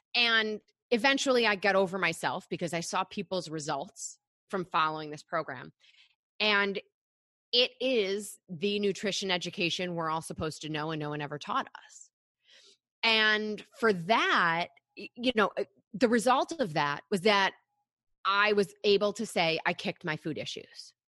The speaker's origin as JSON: {"language": "English", "region": "Michigan", "country": "United States", "tie": "born or raised there", "said": "I grew up in Michigan"}